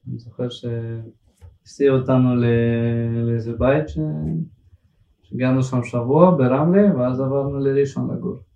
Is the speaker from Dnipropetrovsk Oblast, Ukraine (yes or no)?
yes; Dnipro, Dnipropetrovsk Oblast, Ukraine; born there; לא, בעיר שקוראים לה דניפרה פטרוסק.